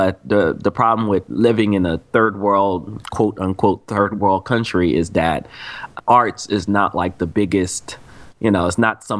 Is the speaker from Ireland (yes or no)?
no; Cameroon; now in United States; I remember I was born in Cameroon, Africa.